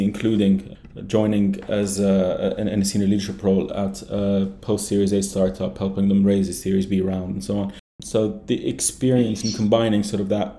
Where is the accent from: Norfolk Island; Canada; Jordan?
Jordan; moved away as an adult; also born or lived in London; now in Dubai, United Arab Emirates; I was born and raised in Jordan and then moved to London for my undergrad